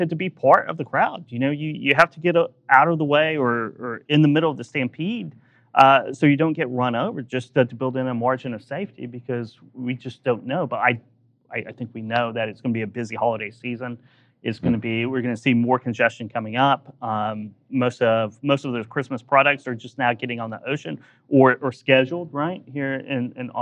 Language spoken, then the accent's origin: English; Oklahoma, United States; I'm from Oklahoma